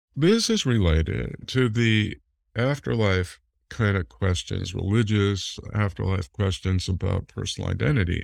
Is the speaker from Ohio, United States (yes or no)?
yes; Cleveland, Ohio, United States; I was born in Cleveland